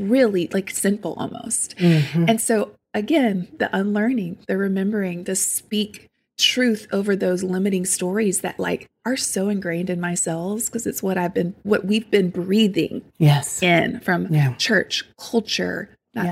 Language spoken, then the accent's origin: English; St. Francisville, Louisiana, United States; I grew up in South Louisiana. It's called St. Francisville. It's tiny. I grew up on a farm in the middle of nowhere